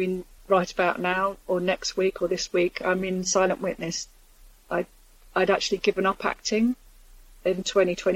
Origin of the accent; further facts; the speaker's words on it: London, United Kingdom; moved away; I grew up in Islington and I love it, although I don't live there anymore